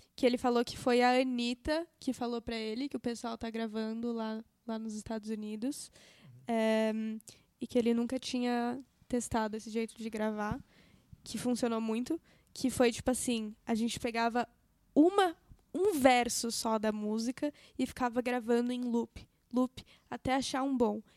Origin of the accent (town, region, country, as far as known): São Paulo, Brazil; accent: paulistano; also born or lived in United States